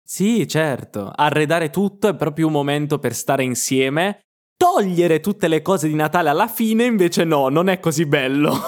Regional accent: Apulia, Italy; moved away; also born or lived in Milan; nel sud Italia, da dove vengo io, perché io sono pugliese

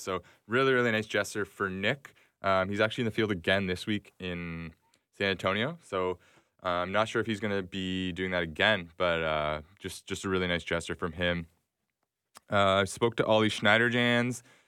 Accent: Toronto, Ontario, Canada; I'm from Toronto

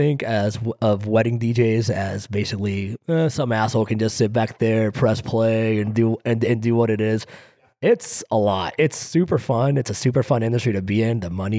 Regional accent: Greece; moved away; I grew up in Greece where weddings are entirely different.

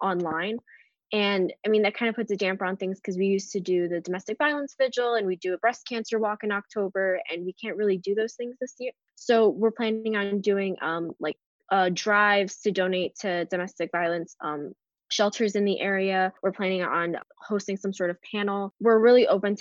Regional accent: Newark, New Jersey, United States; moved away; I'm from Newark, New Jersey

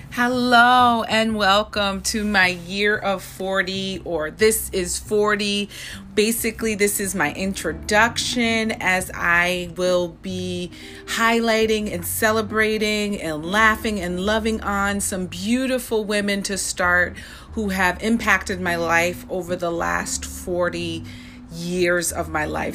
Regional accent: Saratoga, United States; when I was growing up in Saratoga

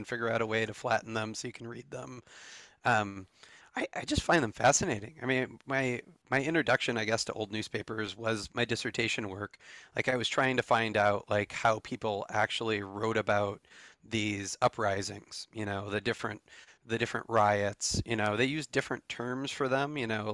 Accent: Michigan, United States; I grew up in Michigan

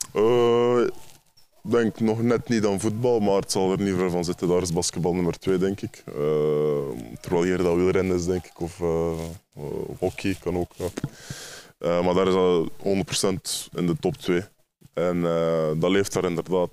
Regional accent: Ghent, Flanders, Belgium; ik kom uit Gent

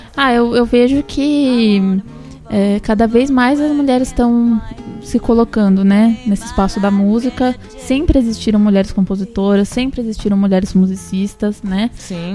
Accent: São Paulo, Brazil; moved away as an adult; now in Santos, Brazil; eu não sou daqui, né? Sou de São Paulo, mas eu vivo aqui já faz. já vai fazer quatro anos

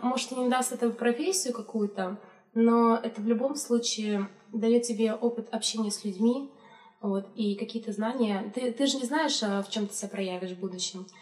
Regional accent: Chelyabinsk, Chelyabinsk Oblast, Russia; я из Челябинска, у меня там родители

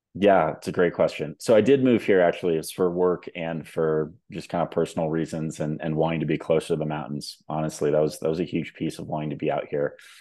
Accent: Southern California, United States; now in Denver, United States; I am calling in from Denver, Colorado. Uh, originally from Southern California, actually.

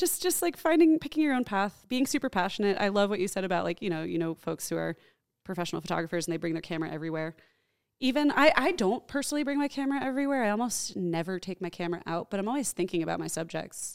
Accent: New Jersey, United States; I grew up in New Jersey

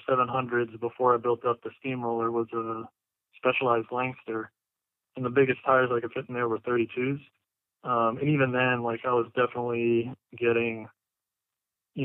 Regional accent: Miami, Florida, United States; moved away as an adult; now in Missouri, United States; I'm originally from Miami, Florida. I was born and raised down there.

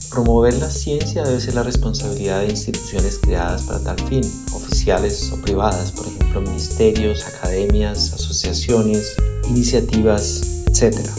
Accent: Colombia; moved away as an adult; also born or lived in Zurich, Switzerland; soy colombiano

